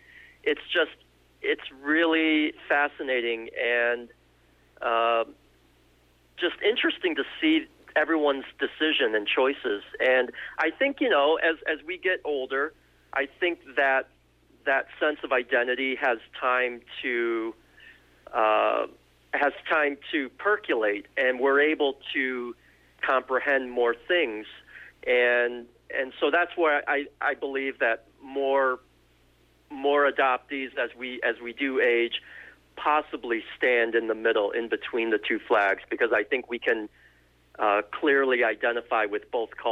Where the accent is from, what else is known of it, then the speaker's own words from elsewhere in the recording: United States; also born or lived in South Korea; we are Korean growing up in America